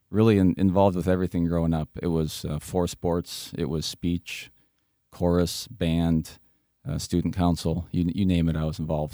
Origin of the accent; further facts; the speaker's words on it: West Union, Iowa, United States; I grew up in Northeast Iowa, a small town of West Union.